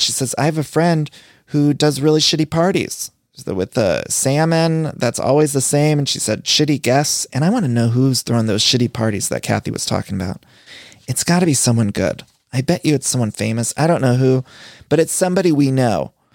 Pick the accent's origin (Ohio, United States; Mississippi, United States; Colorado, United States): Ohio, United States; moved away; I'm from Ohio